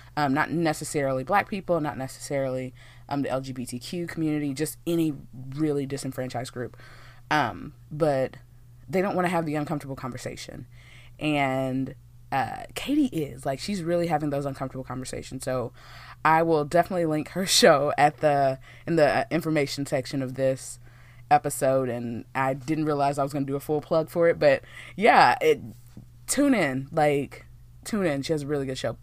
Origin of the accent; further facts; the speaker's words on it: Texas, United States; born and raised here in Texas